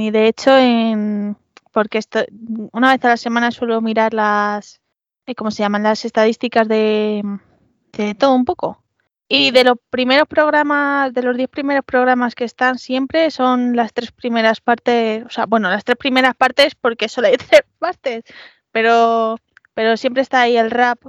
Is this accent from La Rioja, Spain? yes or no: no; Madrid, Community of Madrid, Spain; mi orgullo madrileño